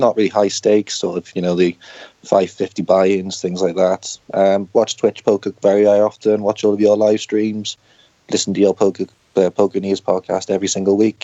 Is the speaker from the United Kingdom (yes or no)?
yes; Cwmbran, Wales, United Kingdom; I'm from South Wales, from a place called Cwmbran.